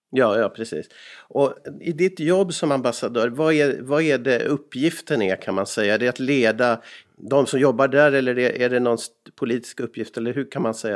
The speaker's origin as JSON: {"language": "Swedish", "country": "Sweden", "moved": "yes", "lives_now": "Finland", "said": "jag som annan svensk här i landet"}